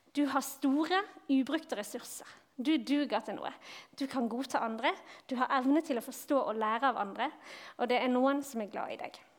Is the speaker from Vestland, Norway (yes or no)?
yes; Bergen, Vestland, Norway; now in Vigrestad, Norway; Jeg kommer fra Bergen